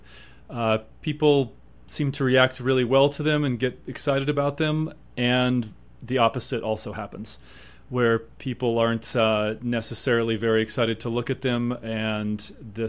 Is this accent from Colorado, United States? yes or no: yes; Evergreen, Colorado, United States; also born or lived in Eastern Sierra, California; now in Moab, United States; grew up a lot of my life in west of Denver in Evergreen